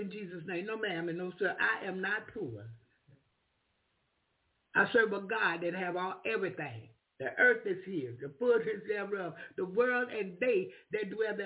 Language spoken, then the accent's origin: English; the South, United States; I'm from the South.